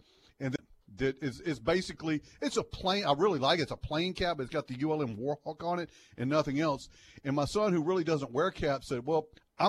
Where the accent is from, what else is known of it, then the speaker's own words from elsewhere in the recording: Monroe, Louisiana, United States; I'm from Monroe, Louisiana, never been to New York before, never really been outside. Jackson, Mississippi was a big deal for me.